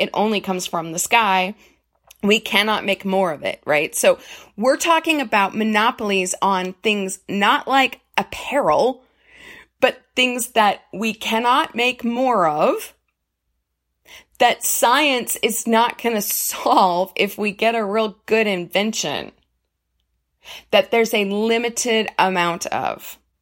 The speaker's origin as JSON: {"language": "English", "country": "United States", "said": "I am gonna speak from an American perspective because I am an American"}